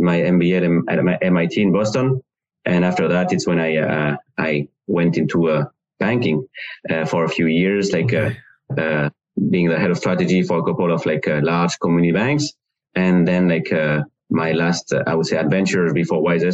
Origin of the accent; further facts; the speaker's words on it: France; accent: strange accent; English is a second language; moved away as an adult; now in United States; I'm from France